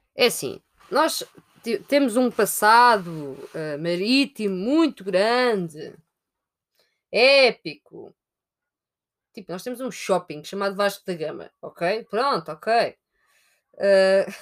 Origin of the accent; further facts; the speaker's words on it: Sintra, Lisbon, Portugal; Eu sou de Sintra